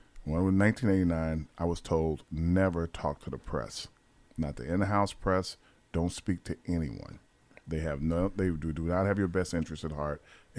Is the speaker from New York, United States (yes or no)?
yes; New York, United States; now in Atlanta, United States; I'm down here in Atlanta. I'm from New York.